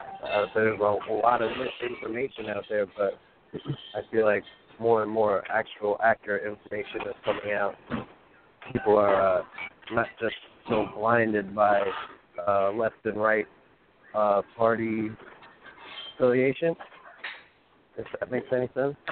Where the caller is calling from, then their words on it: New York, United States; I'm from New York.